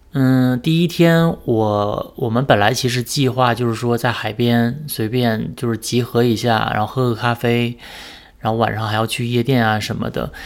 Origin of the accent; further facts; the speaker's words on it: Northeast China, China; 我是东北人嘛，所以我对北方人的穿着都很有这个概念